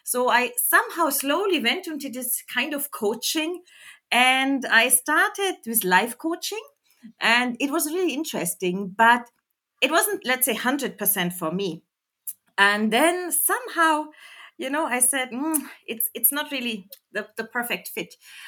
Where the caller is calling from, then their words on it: Abu Dhabi, United Arab Emirates; I join you from Abu Dhabi in the United Arab Emirates. So I'm on the other side of the world, let's say.